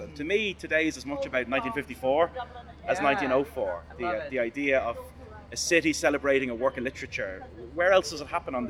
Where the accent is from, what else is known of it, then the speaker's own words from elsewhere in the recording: Dublin, Leinster, Ireland; I'm from Dublin.